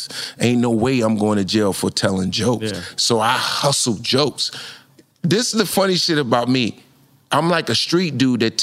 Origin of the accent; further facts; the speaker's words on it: Newark, New Jersey, United States; I'm from Newark, New Jersey